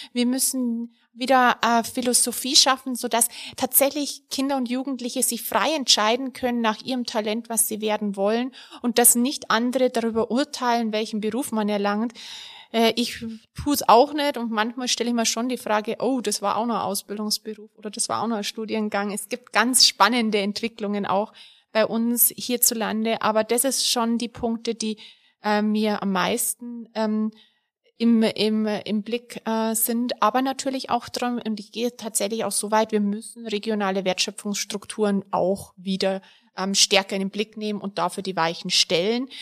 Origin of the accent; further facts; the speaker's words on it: Bavaria, Germany; ich komme ja aus Bayern, der Freitag für mich weiterhin ein fleischloser Tag blieb. So bin ich groß geworden